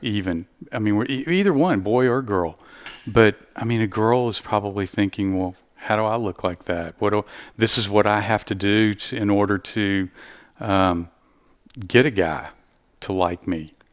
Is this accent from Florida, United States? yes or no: no; Southeast Texas, United States; I'm from Southeast Texas